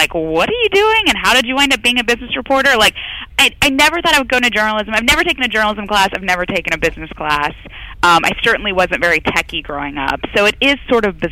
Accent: Memphis, Tennessee, United States; I'm a Southern girl. I'm from Memphis, Tennessee. And growing up in the South

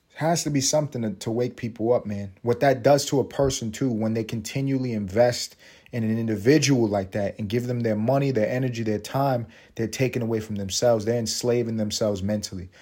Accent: New York City, New York, United States; I am from Harlem.

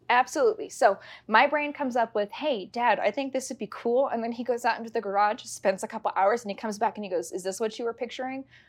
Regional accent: Castle Rock, Colorado, United States; I am born and raised in Castle Rock, so this has always been home

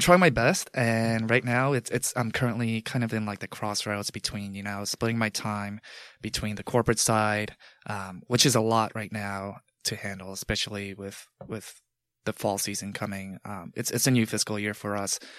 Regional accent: Long Island, New York, United States; also born or lived in Manhattan; growing up in Long Island

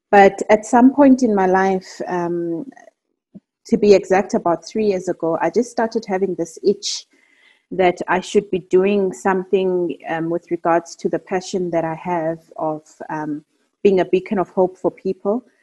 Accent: Eastern Cape, South Africa; So just to give context, I'm South African. I'm originally Xhosa, and I hail from the Eastern Cape.

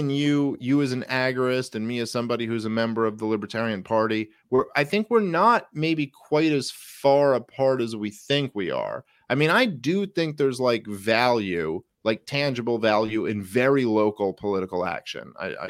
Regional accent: Brooklyn, New York, United States; I grew up in Brooklyn, and like, I've lived in a bunch of different areas in New York City

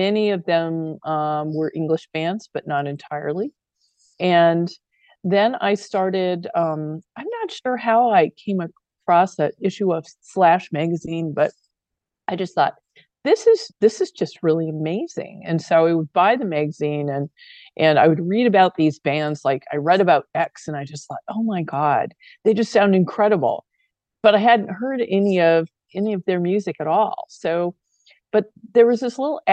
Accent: Phoenix, Arizona, United States; I grew up in Phoenix, kind of in the North End

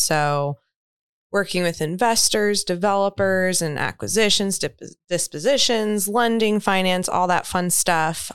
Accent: New York, United States; moved away; also born or lived in Florida; I'm from New York originally

